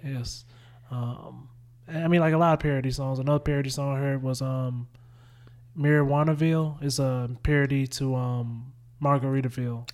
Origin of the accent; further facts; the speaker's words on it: Winnsboro, South Carolina, United States; I grew up in a little town, but, like, I realized how close I am, I was to Columbia. Like, I was four, I was forty minutes from Columbia